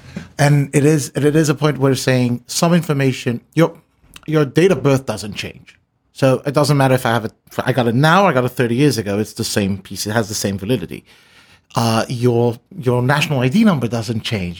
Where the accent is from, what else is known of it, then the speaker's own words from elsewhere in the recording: Israel; moved away; I come from Israel